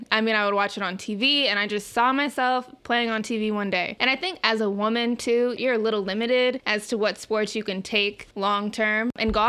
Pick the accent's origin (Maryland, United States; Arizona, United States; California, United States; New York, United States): Arizona, United States; Phoenix; The only girl, Phoenix, Arizona, born and raised.